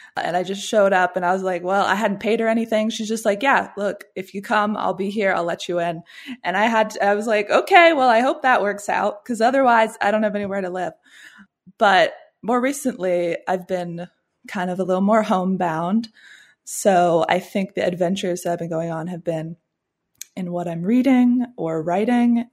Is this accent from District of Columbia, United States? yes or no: yes; Washington, District of Columbia, United States; also born or lived in Williamsburg, Virginia / St Andrews, Scotland; I'm from the Washington, D C area